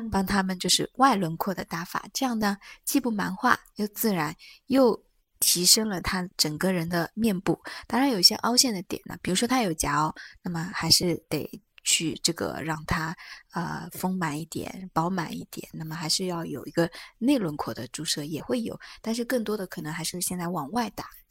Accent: China; 就以前因为我们中国人。包括我们亚洲人，因为解剖学的原因

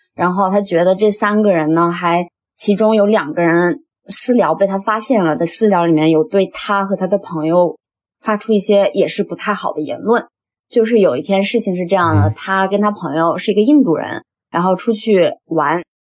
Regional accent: China; moved away as an adult; now in Australia; 作为一个中国人

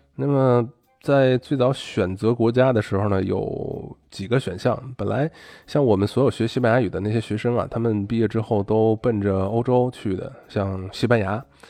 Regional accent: China; moved away as an adult; now in Argentina; 咱国内吃晚饭不得五点六点嘛

